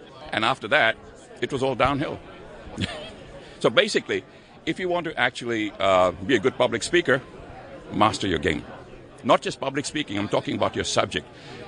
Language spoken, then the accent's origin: English; Sydney, New South Wales, Australia; from Sydney, Australia.